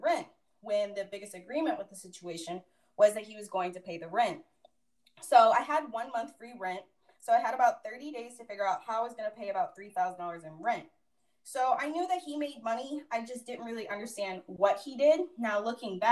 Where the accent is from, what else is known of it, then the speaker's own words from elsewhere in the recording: Orlando, Florida, United States; my dad's house back in my hometown of Orlando